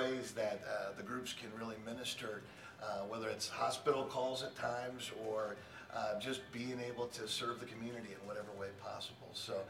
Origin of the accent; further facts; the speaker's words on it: Wooster, Ohio, United States; I grew up in Worcester, Ohio. Went off to The Ohio State University and graduated from there with a degree in education.